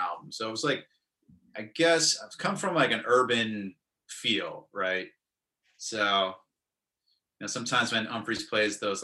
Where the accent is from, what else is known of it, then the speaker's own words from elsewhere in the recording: Brooklyn, New York, United States; also born or lived in Winston-Salem, North Carolina; I came home back to my, where I grew up in Brooklyn